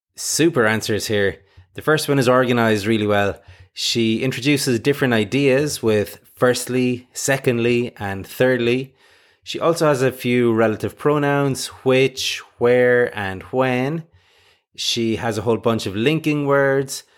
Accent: Ireland; I'm from Ireland and say schedule

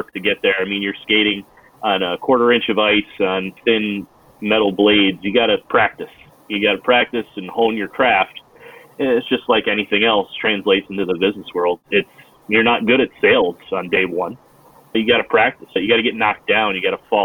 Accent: upstate New York, United States; I grew up in upstate New York where I'm living right now

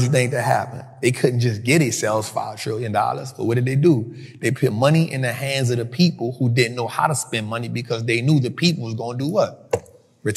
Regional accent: New Orleans, Louisiana, United States; I grew up in Mid-City

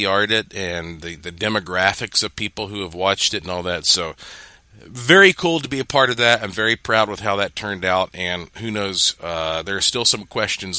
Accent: Asheville, North Carolina, United States; I am currently in my hometown of Asheville, North Carolina. This is where I was born and raised

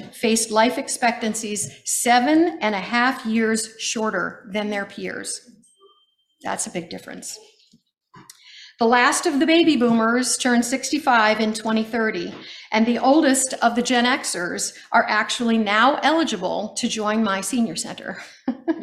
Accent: United States; as an American growing up in America

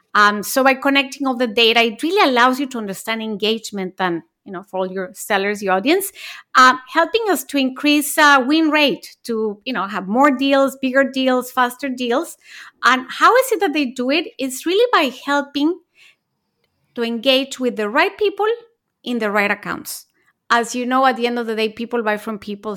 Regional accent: Mexico; moved away as an adult; also born or lived in Japan; I was born in Mexico, then I went to college and lived in Japan

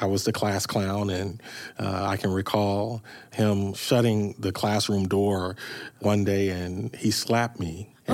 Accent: St. Louis, Missouri, United States; I grew up in North City, which, much like East St. Louis, was challenged then and it's still challenged today

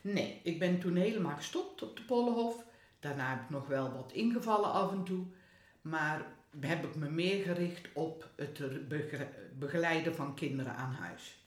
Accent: Hedel, Gelderland, Netherlands; Waar ik vandaan kom.

